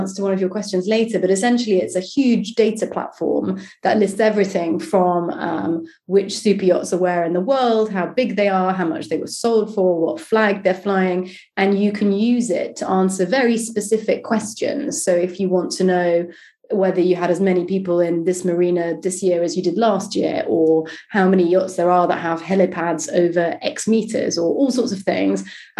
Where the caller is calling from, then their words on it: London, United Kingdom; I'm in London, where it's not raining for a change.